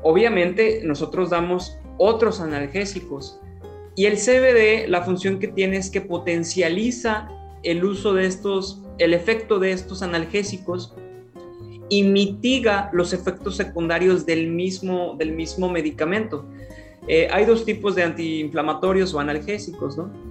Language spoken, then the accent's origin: Spanish; Ciudad Valles, San Luis Potosí, Mexico; also born or lived in Monterrey, Nuevo León; luego me vine a emprender aquí a mi ciudad, Ciudad Valles, San Luis Potosí